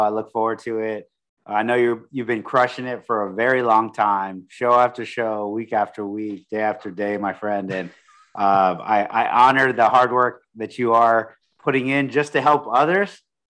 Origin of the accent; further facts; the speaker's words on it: Corpus Christi, Texas, United States; now in San Antonio, United States; And I originally from Corpus Christi. So I grew up near the beach